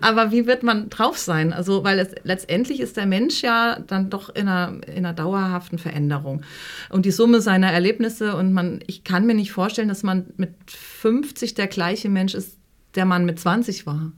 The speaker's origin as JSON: {"language": "German", "town": "Frankfurt", "region": "Hesse", "country": "Germany", "moved": "as an adult", "lives_now": "Hamburg, Germany", "said": "ich komme ja aus Frankfurt und habe da äh, an der HFG Offenbach Film studiert"}